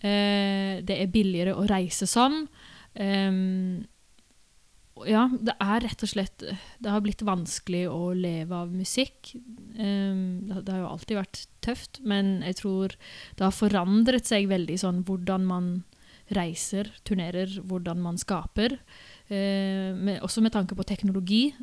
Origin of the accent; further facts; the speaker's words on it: Sola, Rogaland, Norway; Min bakgrunn, oppvekst i Sola kommune, der jeg vokste opp, eh, var jo mye musikaler og sånne ting.